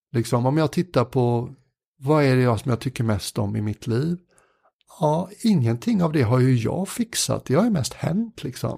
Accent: Sweden; som många svenskar

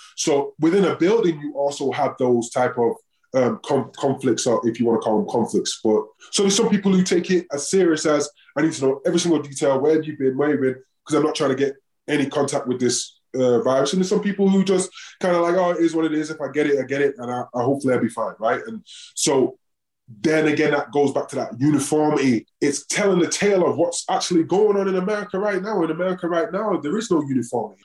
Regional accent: England, United Kingdom; also born or lived in Oakland; now in Denver, United States; I'm English

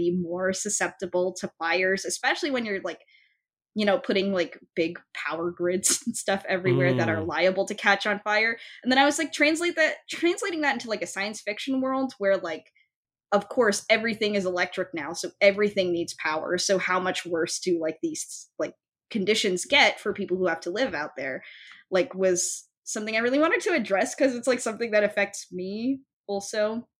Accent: Folsom, California, United States; Like Folsom is my hometown

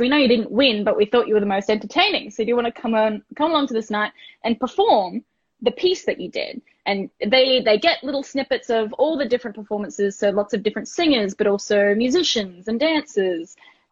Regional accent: Gold Coast, Queensland, Australia; I grew up on the Gold Coast as well

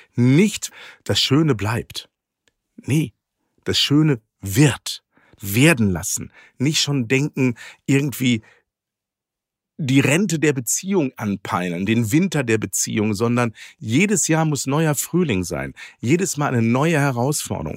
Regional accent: Ruhr area, North Rhine-Westphalia, Germany; Ich bin ja im Ruhrgebiet groß geworden

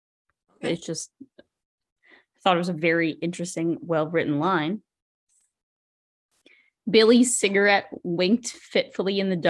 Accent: Canada; accent: Canadian; I don't really hear my accent as Canadian all the time, but the way I just said sorry, I heard it.

